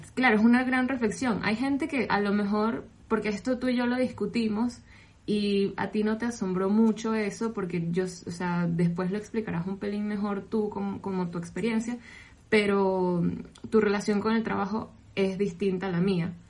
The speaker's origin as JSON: {"language": "Spanish", "country": "Venezuela", "moved": "yes", "said": "soy venezolana"}